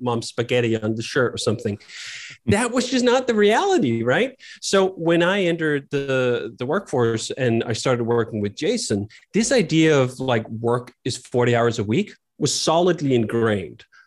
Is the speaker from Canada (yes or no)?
no; Copenhagen, Capital Region of Denmark, Denmark; moved away as an adult; also born or lived in United States; I grew up in Copenhagen, Denmark